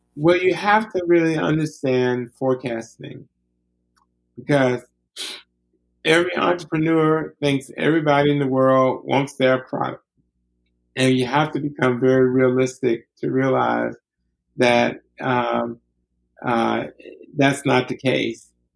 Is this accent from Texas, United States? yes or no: no; Alabama, United States; I grew up in Alabama